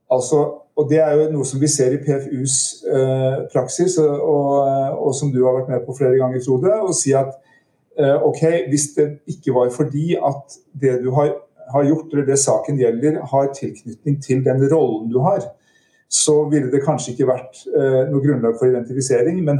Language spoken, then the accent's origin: Norwegian; Southwestern Norway, Norway; Jeg, jeg vokste opp på Sør-Vestlandet, det, det, er ingen som kan høre.